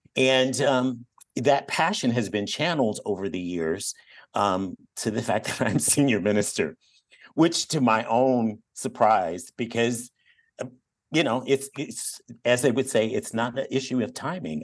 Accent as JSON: {"language": "English", "town": "Detroit", "region": "Michigan", "country": "United States", "tie": "born or raised there", "also_born_or_lived": "Eugene, Oregon", "moved": "yes", "lives_now": "Sacramento, United States", "said": "I grew up in Detroit"}